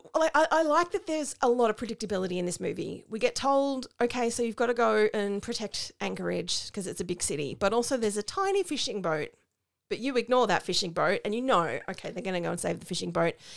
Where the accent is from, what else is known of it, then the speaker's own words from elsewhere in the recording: Australia; as an Australian